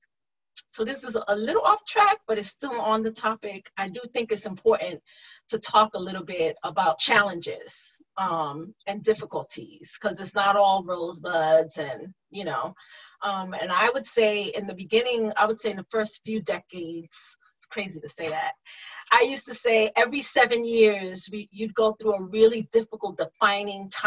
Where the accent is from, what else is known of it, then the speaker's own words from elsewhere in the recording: New York, United States; moved away; I grew up in New York